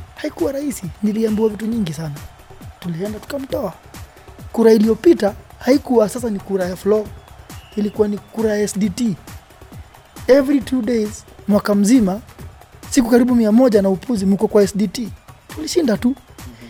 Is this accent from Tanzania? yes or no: no; Kenya; Sisi mimi ni Mkenya